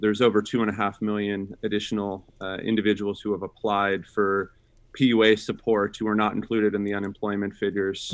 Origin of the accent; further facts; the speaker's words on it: Sacramento, California, United States; I grew up in Sacramento, uh, California, with a single mom